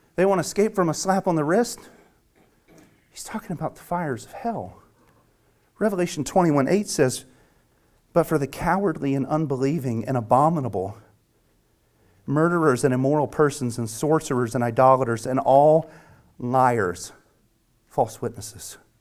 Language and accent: English; the South, United States; as I grew up speaking in the South